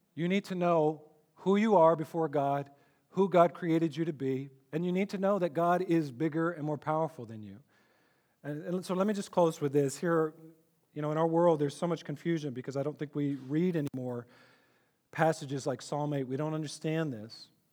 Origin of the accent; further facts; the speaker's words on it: Texas, United States; I grew up in Texas